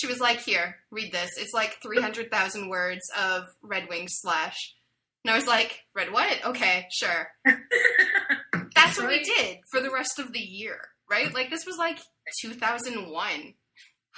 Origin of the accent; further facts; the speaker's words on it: Canada; I know I'm fucking Canadian